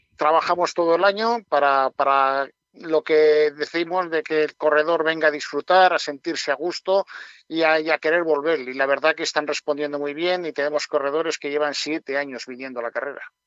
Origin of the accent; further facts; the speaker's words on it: Urbión area, Castile and León, Spain; es mi tierra y la quiero mucho